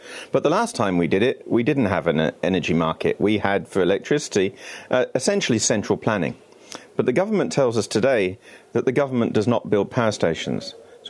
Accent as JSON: {"language": "English", "country": "United Kingdom", "said": "here I am as a British citizen talking about a very Euro-federalist notion of handing powers to Brussels."}